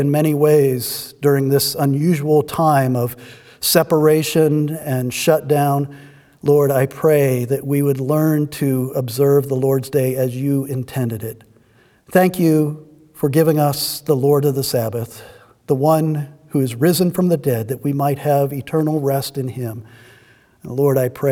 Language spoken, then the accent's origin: English; United States; our lives as American Christians